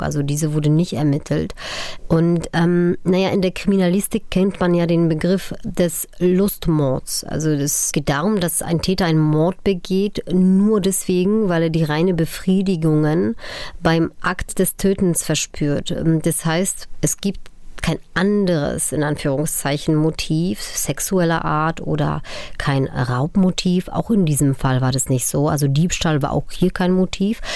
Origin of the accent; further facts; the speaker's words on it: Upper Silesia, Poland; Ich bin 1983 äh, in Oberschlesien äh, geboren